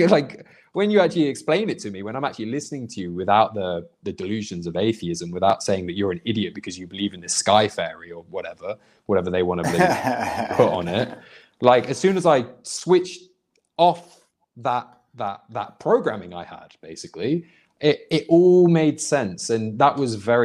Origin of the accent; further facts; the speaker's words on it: United Kingdom; moved away; also born or lived in Indonesia; growing up in Britain, or a proper Christian anyway. Like there was plenty of Muslims and Sikhs and Hindus where I lived, because I lived in a very big Indian population in the city I come from